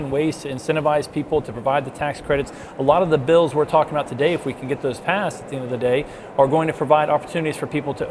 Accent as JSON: {"language": "English", "town": "Huntington", "region": "West Virginia", "country": "United States", "said": "I'm from the Huntington area as well"}